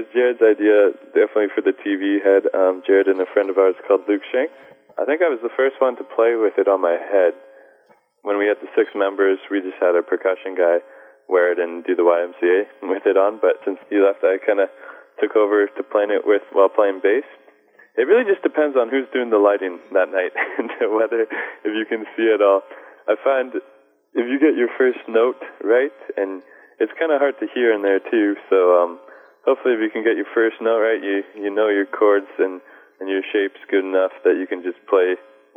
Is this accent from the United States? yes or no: no; Canada; We're from Canada